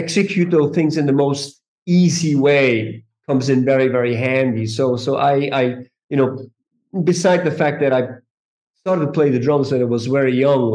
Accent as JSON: {"language": "English", "country": "Switzerland", "also_born_or_lived": "New York", "moved": "yes", "said": "I'm originally from Switzerland."}